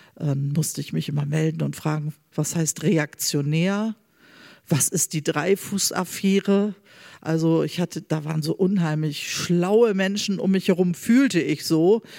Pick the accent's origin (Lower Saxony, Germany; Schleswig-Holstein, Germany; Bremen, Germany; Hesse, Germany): Bremen, Germany; Bremerhaven; born or raised there